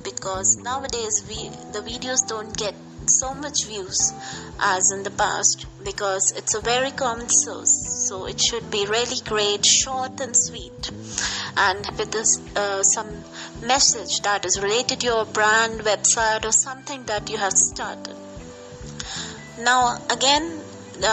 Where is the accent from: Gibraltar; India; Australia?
India; from India